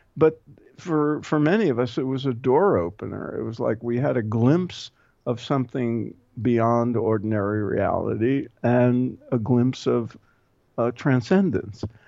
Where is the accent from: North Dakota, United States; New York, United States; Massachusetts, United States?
New York, United States; New York City; I grew up in Brooklyn